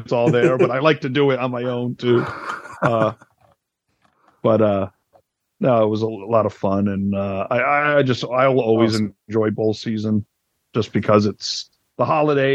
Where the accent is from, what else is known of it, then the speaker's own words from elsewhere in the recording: New England, United States; I'm from New England.